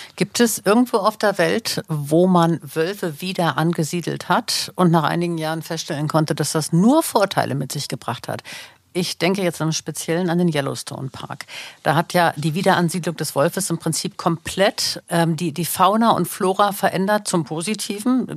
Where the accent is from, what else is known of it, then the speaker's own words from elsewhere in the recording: Germany; hier bei uns in Deutschland